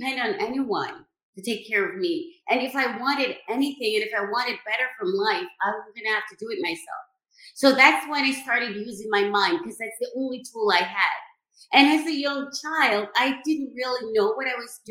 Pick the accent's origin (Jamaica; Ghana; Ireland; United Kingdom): Jamaica; I was born and raised in Jamaica